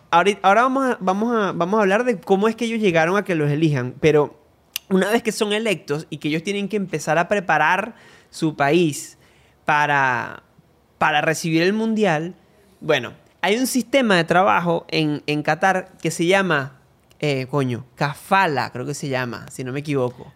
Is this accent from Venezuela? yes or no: yes; Venezuela; nosotros somos dos venezolanos